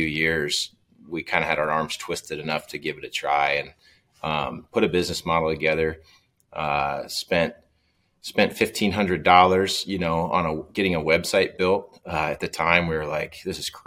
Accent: O'Neill, Nebraska, United States; I was back home in my hometown of O'Neill

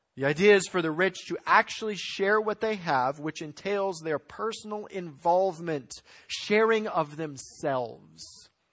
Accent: United States; as American Christians

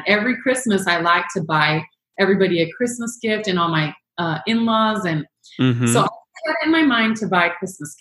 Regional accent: Chihuahua, Mexico; moved away as an adult; also born or lived in Phoenix, Arizona; now in St. George, United States; So I was born and raised in Chihuahua, Mexico, and in a small American community. And my parents are American

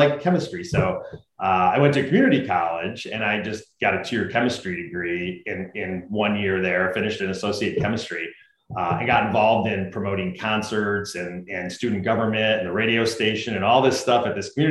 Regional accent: Utica, New York, United States; I grew up in Utica, New York, like right in the middle of New York State

